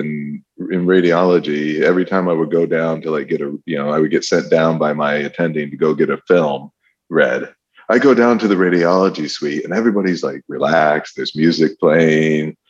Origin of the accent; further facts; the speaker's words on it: Michigan, United States; I'm from Michigan originally and went to undergrad at Michigan